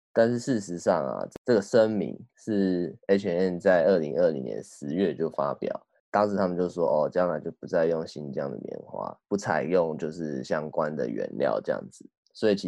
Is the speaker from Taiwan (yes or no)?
yes; Taiwan; 因为就我们台湾人去年对早就已经知道说哦，